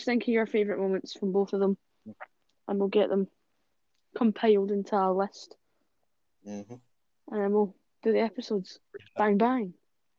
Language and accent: English; Scotland, United Kingdom; I'm from Scotland, so that is the UK.